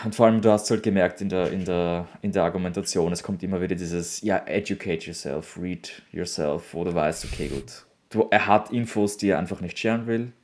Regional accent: Austria; für mich als Europäer, für mich als Österreicher

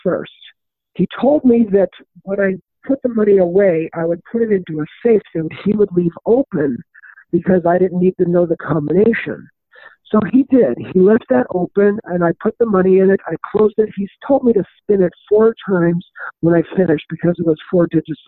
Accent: Los Angeles, California, United States; moved away as an adult; also born or lived in Arizona / Las Vegas, Nevada; I grew up in Los Angeles, California

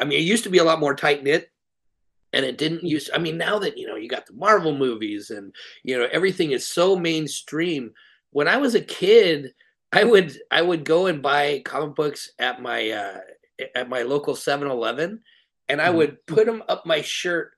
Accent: North Highlands, California, United States; I grew up in North Highlands

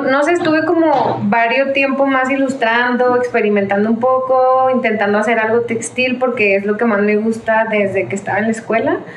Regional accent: Chihuahua, Mexico; moved away; also born or lived in Ciudad Juárez; eh, soy de Chihuahua, de Chihuahua, Chihuahua.

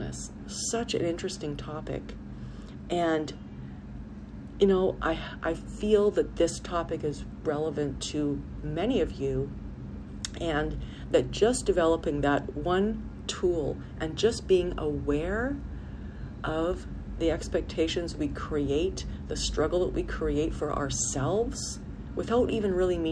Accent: Canada; I had to live in my home country

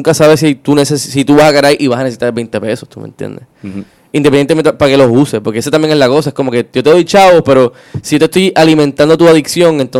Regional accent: Río Piedras, Puerto Rico; que, nosotros somos de Río Piedras y lo hemos visto muchísimo.

